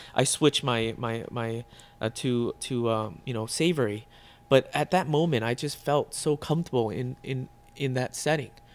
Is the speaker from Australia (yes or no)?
no; Burke, Virginia, United States; moved away as an adult; also born or lived in Vietnam; now in Chicago, United States; that's where I grew up in Northern Virginia, Burke, Virginia, and I went to high school